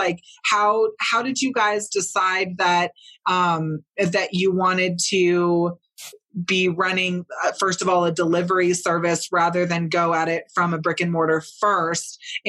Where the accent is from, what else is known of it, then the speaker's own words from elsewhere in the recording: San Diego, California, United States; I'm originally from California. I finished high school down in San Diego, spent a lot of time in the desert